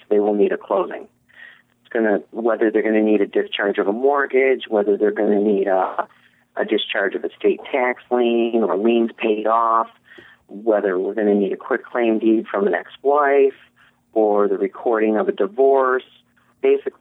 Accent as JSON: {"language": "English", "region": "Michigan", "country": "United States", "also_born_or_lived": "Miami, Florida / Kalamazoo, Michigan / Hastings, Michigan", "said": "I'm from Michigan originally."}